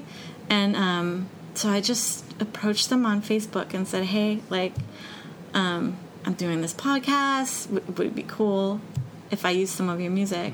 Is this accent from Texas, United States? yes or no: no; Denver, Colorado, United States; moved away; I grew up in Denver